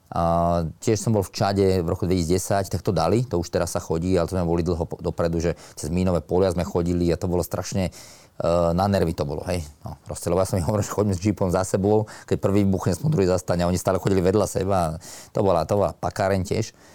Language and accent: Slovak; Slovakia; nás 10 Slovákov